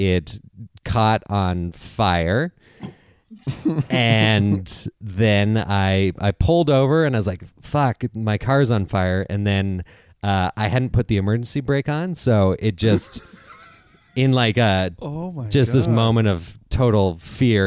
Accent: Okanagan Valley, British Columbia, Canada; I grew up in the Okanagan Valley in British Columbia, Canada.

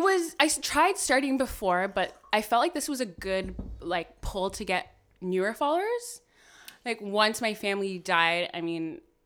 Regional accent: Ottawa, Ontario, Canada; moved away as an adult; now in Toronto, Canada; I'm from Ottawa.

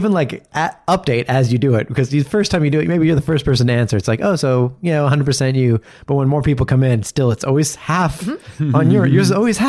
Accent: Canada; because we're Canadian

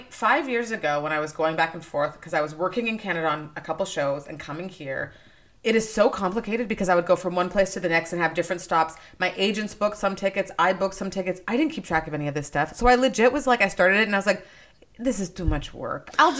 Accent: Nigeria; born there; I was born in Nigeria. I'm like, it would have been an opportunity for me to apply as a Nigerian

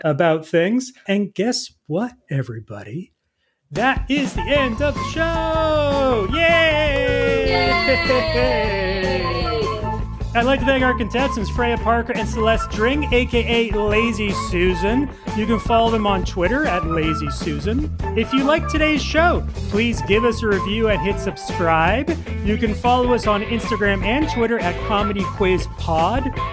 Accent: Canada; As a Canadian

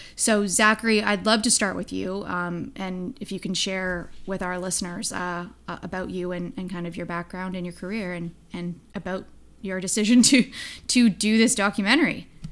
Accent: Hamilton, Ontario, Canada; my hometown of Hamilton, Ontario

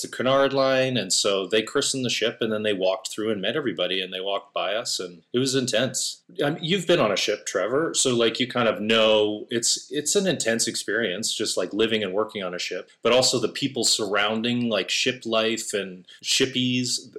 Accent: Alberta, Canada; moved away as an adult; now in Los Angeles, United States; I'm definitely from the sticks

